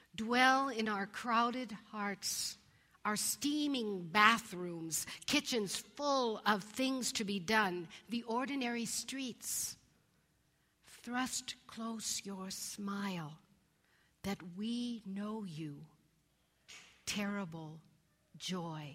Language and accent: English; Colorado, United States; When I was a kid growing up in Colorado